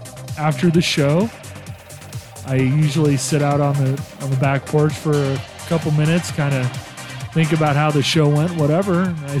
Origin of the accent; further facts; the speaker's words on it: San Vito dei Normanni, Apulia, Italy; moved away; So I am actually from a little town called San Vito that's outside of Ostuni, which is outside of Bari. So Bari was a big, kind of our big city, and it, you know, it's a beautiful medieval port. But yeah, I come from the Bari area.